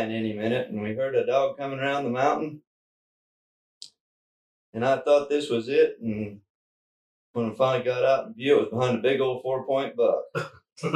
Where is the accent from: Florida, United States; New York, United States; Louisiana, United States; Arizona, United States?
Arizona, United States; Globe; now in Cedar City, United States; I was born and raised down in Globe, Arizona